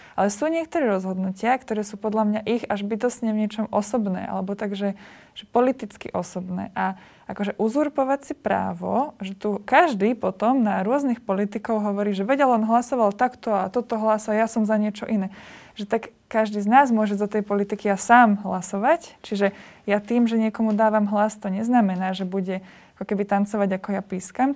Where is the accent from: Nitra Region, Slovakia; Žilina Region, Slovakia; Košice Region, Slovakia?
Žilina Region, Slovakia; Liptov; my sme z Liptova